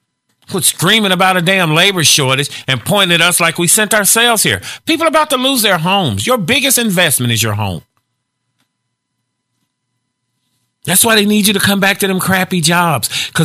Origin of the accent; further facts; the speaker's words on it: Gary, Indiana, United States; I'm from Gary.